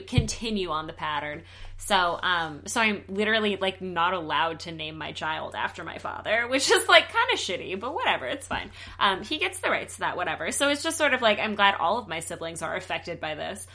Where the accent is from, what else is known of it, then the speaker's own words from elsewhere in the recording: the South, United States; now in Los Angeles, United States; I'm from the South